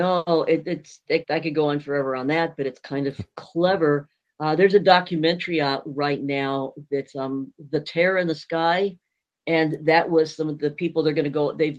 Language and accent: English; Thatcher, Arizona, United States; also born or lived in St. Louis area, Missouri; now in St. Louis, United States; I grew up in Thatcher, Safford, Arizona area.